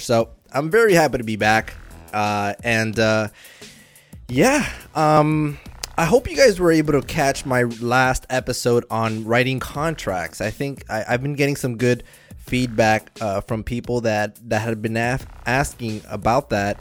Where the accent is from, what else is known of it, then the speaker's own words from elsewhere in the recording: Miami, Florida, United States; I'm from Miami. I'm all the way in the East Coast